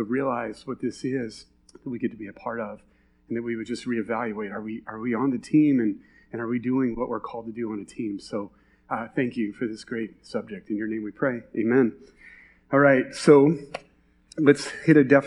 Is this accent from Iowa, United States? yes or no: yes; Iowa, United States; you can tell we're from Iowa